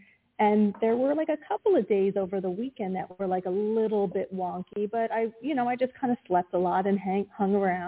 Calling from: Pennsylvania, United States; Hey, it's … from Pennsylvania.

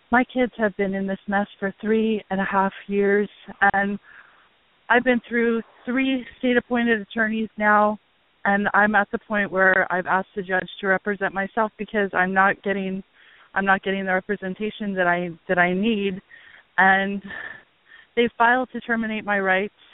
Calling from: Hawaii, United States; I'm calling from Hawaii

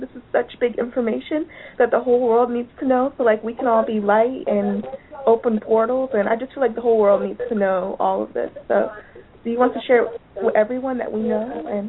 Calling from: Gainesville, Florida, United States; I'm calling from Gainesville, Florida.

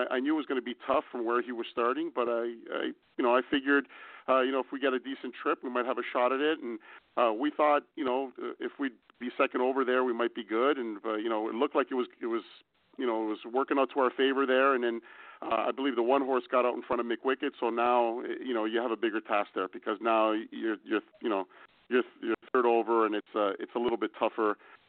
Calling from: Mexico; Hi, guys. I'm calling in from Mexico, so I almost didn't realize the time difference here.

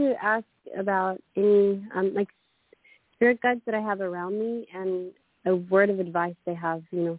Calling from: Queensland, Australia; I am calling from Australia, Queensland.

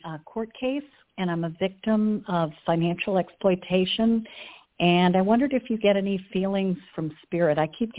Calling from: Virginia, United States; I'm calling from Virginia.

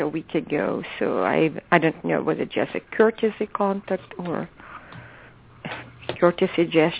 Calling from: California, United States; I'm calling from California.

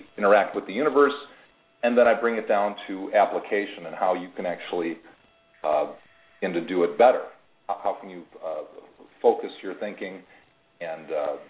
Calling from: Florida, United States; I'm calling from Florida.

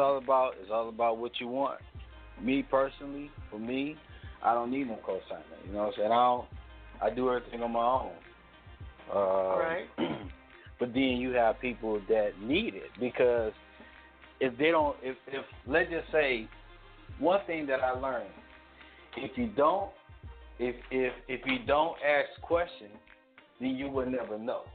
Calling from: Detroit, Michigan, United States; Calling from Detroit, Michigan.

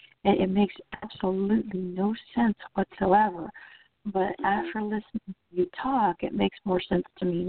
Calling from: Orlando, Florida, United States; I'm calling from Orlando, Florida.

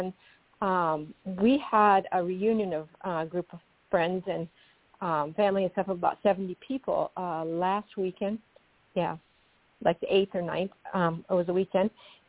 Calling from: Aberdeen, South Dakota, United States; Aberdeen, South Dakota.

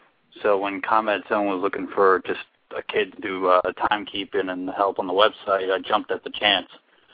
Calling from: New Jersey, United States; I am calling from my house, as a matter of fact, in New Jersey.

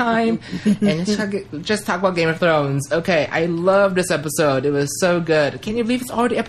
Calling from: Las Vegas, Nevada, United States; from Las Vegas, and I'm finally back from Canada.

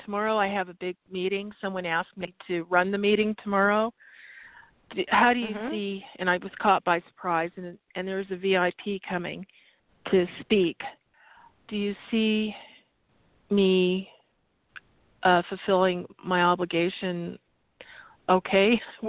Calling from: Arizona, United States

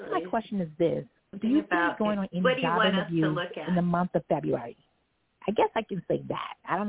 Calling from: New York, United States; Calling from New York.

